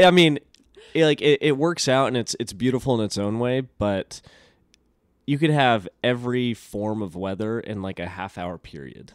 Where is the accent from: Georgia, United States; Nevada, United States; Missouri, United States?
Nevada, United States; Elko; I grew up in a little desert town called Elko, Nevada